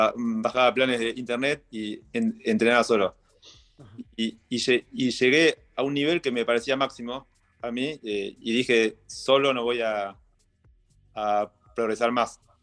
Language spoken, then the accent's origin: Spanish; Mar del Plata, Buenos Aires Province, Argentina; soy de Mar de Plata, nací en Mar de Plata y estuve toda mi vida en Mar del Plata, 41 eh, años